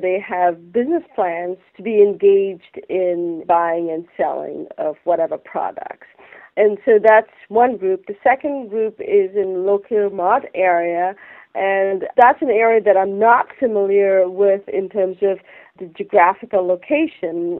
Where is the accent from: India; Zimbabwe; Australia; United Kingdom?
India; Kolkata, West Bengal; moved away; I grew up in Calcutta, and we spelled it as C-A-L-C-U-T-T-A, and now that's changed to Kolkata.